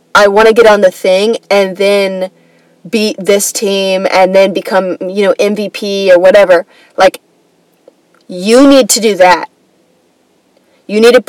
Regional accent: Atlanta, Georgia, United States; I grew up in Atlanta, like the Atlanta area, kind

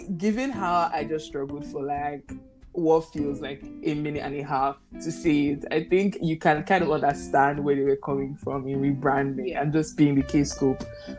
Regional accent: Nigeria; accent: Yoruba; English is a second language; my Yoruba accent is about to betray me.

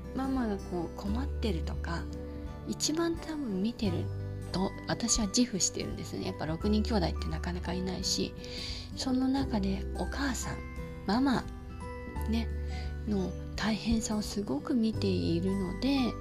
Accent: Yokosuka, Kanagawa, Japan; 私の実家が横須賀

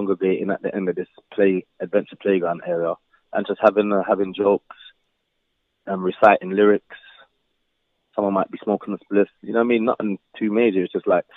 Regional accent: London, United Kingdom; my growing up in Brixton

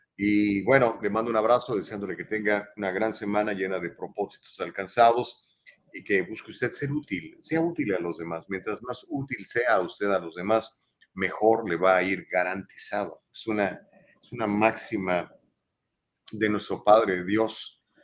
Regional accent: Mexico; now in United States; yo soy mexicano

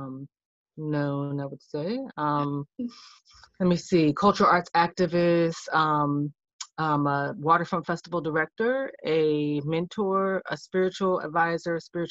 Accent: Cleveland, Ohio, United States; I'm from Cleveland, Ohio

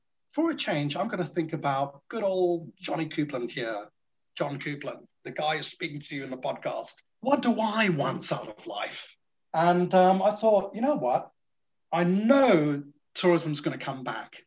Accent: Singapore; now in United Kingdom; I'm from Singapore

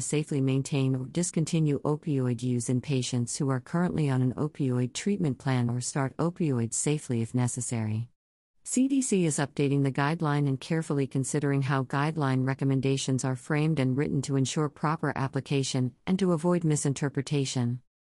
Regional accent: Newcastle, Wyoming, United States; I am from Newcastle, Wyoming

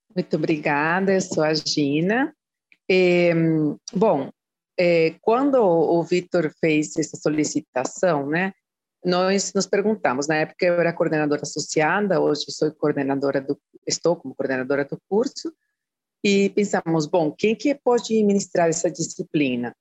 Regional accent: Costa Rica; Portuguese is a second language; moved away as an adult; now in Brazil; eu fiz a graduação na Costa Rica, né, de onde eu sou, e a pós-graduação aqui no Brasil

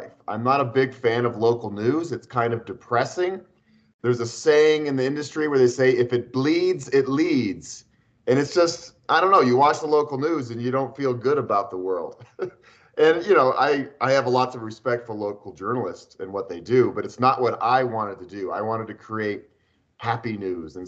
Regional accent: Boulder, Colorado, United States; I am born and raised in Boulder. This is my hometown

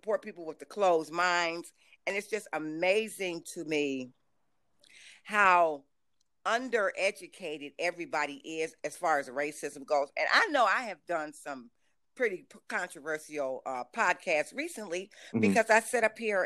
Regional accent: Detroit, Michigan, United States; I'm from Detroit.

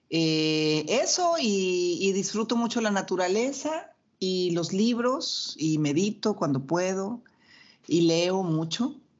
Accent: Mexico; yo además soy mexicana

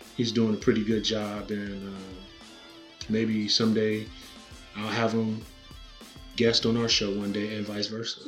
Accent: Canton, Ohio, United States; moved away; we're broadcasting from Canton, Ohio, uh, my hometown. Very proud of my hometown. I try to come back and visit

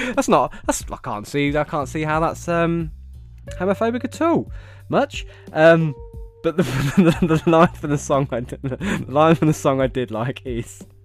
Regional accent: England, United Kingdom; I was from England.

